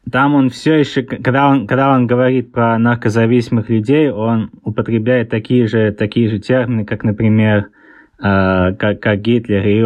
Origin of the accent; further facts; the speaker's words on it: England, United Kingdom; also born or lived in Saint Petersburg, Russia; А, я, я родился в Питере, но тогда еще был э, Ленинград. А, мы там переехали вокруг мира и оказались в Англии. Я большинство жизни э, провел в Англии, поэтому у меня акцент такой странный.